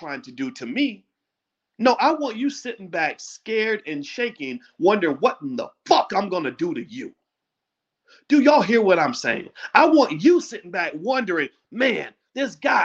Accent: Louisville, Kentucky, United States; when I was a little boy growing up in Louisville

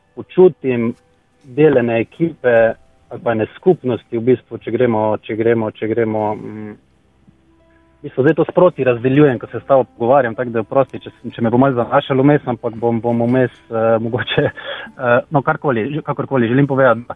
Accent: Slovenia

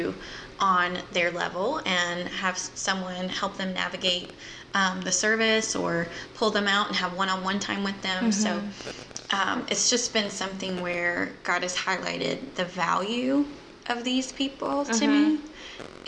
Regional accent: just south of Memphis, Mississippi, United States; now in Jacksonville, United States; I grew up in Mississippi, just south of Memphis

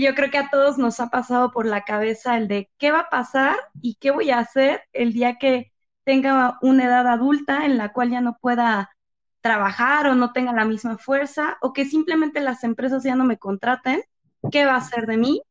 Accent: Mexico; nosotros como mexicanos

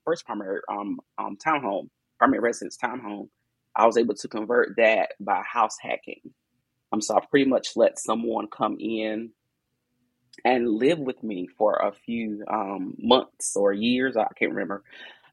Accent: Bayboro, North Carolina, United States; now in Fayetteville, United States; I'm from Eastern North Carolina, a little old town called Bayboro, North Carolina. So I didn't grow up in a big city

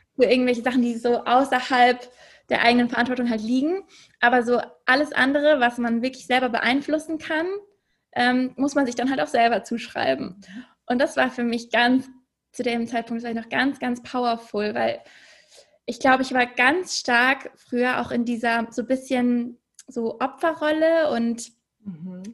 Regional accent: Munich, Bavaria, Germany; moved away as an adult; also born or lived in Hamburg / Copenhagen; Ich komme ursprünglich aus München und ähm, habe dort eigentlich fast mein ganzes Leben gewohnt

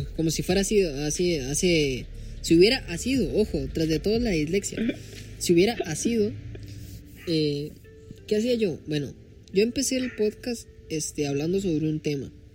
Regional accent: Costa Rica; soy tico. Oh, oh, disculpa por ser tico. Soy tico.

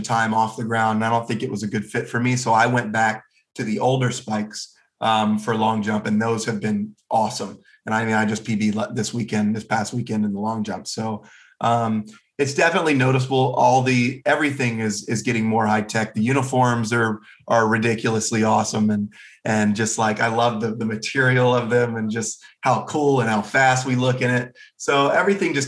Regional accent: Jacksonville, Florida, United States; I'm from Jacksonville, everything's flat

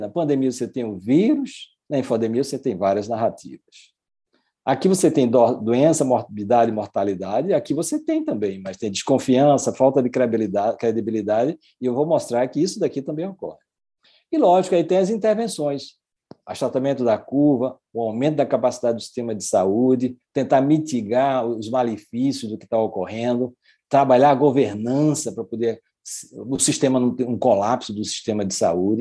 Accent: Brazil; eu sou brasileiro, mas tenho a cidadania também é, portuguesa

